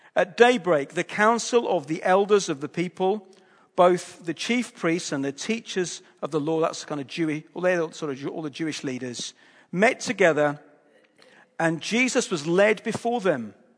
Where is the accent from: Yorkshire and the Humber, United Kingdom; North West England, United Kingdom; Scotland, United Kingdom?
Yorkshire and the Humber, United Kingdom; Hull; I'm from Hull